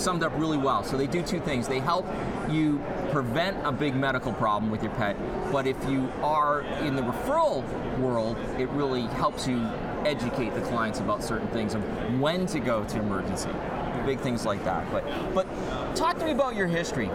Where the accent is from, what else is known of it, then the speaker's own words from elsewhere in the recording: New Jersey, United States; I'm from Jersey